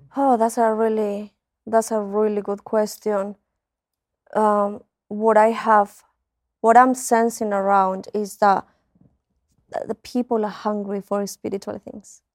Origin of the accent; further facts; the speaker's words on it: Spain; moved away as an adult; also born or lived in United Kingdom; now in Colombia; I grew up in Spain.